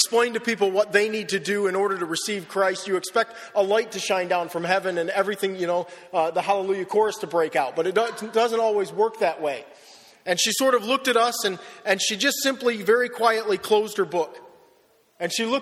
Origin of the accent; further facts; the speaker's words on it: Wellsville, United States; moved away as an adult; also born or lived in Perth, Western Australia; now in Australia; I grew up in Wellsville